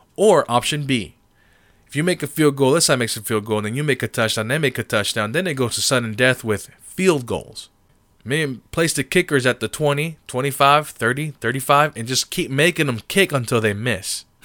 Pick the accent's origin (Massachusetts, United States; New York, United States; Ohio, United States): Massachusetts, United States; Springfield; I was born in Springfield, Massachusetts